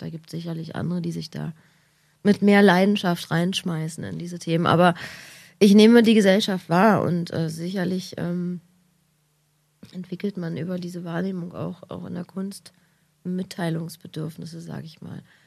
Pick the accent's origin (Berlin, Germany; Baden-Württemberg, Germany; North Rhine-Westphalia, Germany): Berlin, Germany; als Berliner